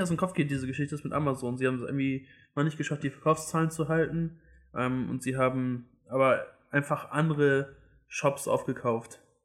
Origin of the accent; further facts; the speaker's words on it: Hamburg, Germany; ich komme aus Hamburg, wir sind hier in Hamburg